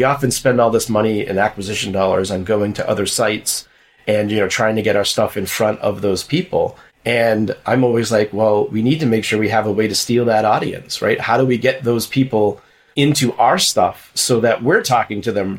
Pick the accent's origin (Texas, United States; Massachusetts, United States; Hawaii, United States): Massachusetts, United States; moved away; also born or lived in New York; I'm originally from Massachusetts